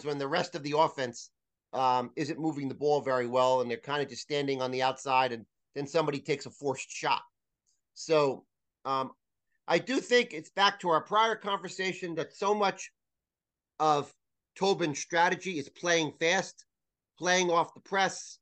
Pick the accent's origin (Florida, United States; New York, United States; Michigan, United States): New York, United States; New Rochelle; my hometown in New Rochelle